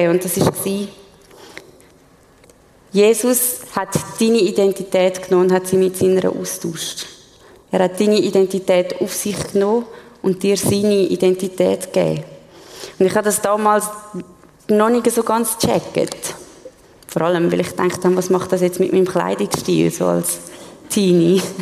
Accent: Switzerland; Ich meine, wir als Schweizer können das gut nachvollziehen, denn wir haben auch ein recht hohes Selbstverständnis von uns.

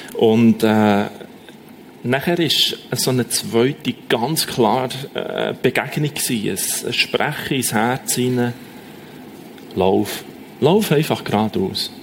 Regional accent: Bern, Switzerland; accent: Bernese German; first language Bernese German; Ich habe Berndeutsch

